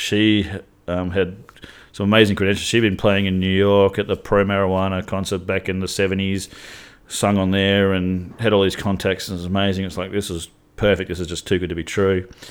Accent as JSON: {"language": "English", "area": "Pilbara", "region": "Western Australia", "country": "Australia", "tie": "born or raised there", "said": "I grew up north in the Pilbara."}